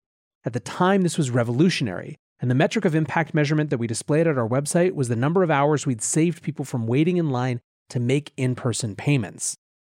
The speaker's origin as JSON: {"language": "English", "country": "Philippines", "tie": "born or raised there", "said": "I am from the Philippines, born and raised, and over here just 23% of adults have a bank account."}